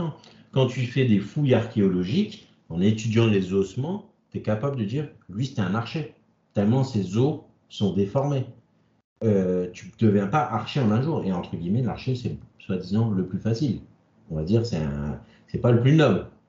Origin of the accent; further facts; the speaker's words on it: France; on est français